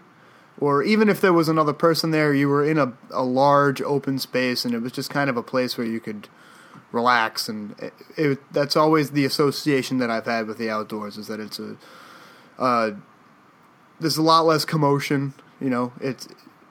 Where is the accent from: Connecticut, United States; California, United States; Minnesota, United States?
Connecticut, United States; Canterbury; we grew up in Connecticut, in the country, the eastern side of the state, a little town called Canterbury